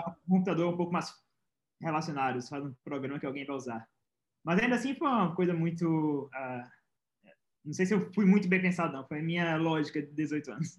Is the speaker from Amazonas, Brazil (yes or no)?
no; Pernambuco, Brazil; Eu sou de Pernambuco, tinha a Federal de Pernambuco e a UPE, que é a estadual de Pernambuco.